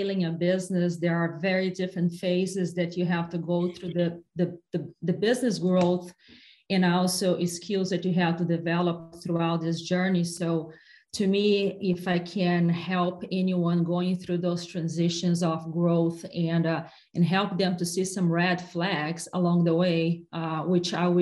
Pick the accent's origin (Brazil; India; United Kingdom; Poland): Brazil; English is a second language; moved away as an adult; also born or lived in capital of the south of Brazil; now in United States; I come from Brazil and I lived until I was 16 years old in a really tiny town in the middle of nowhere in Brazil